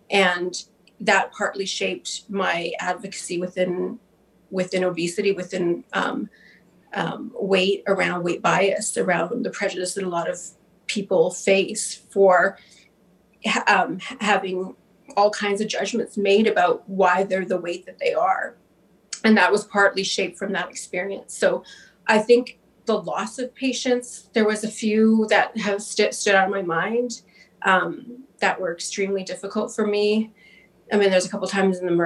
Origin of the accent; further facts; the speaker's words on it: Winnipeg, Manitoba, Canada; I'm from Winnipeg